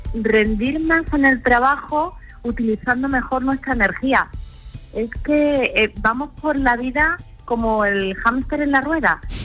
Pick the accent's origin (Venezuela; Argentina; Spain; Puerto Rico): Spain; Málaga, Andalusia; moved away as an adult; now in Madrid, Spain; me siento malagueña por los cuatro costados porque Málaga es mi tierra